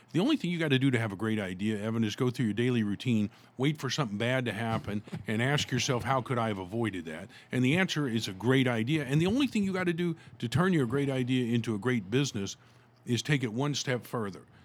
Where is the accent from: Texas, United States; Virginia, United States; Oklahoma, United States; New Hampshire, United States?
Oklahoma, United States; Tulsa; when I was growing up here in my hometown of Tulsa, Oklahoma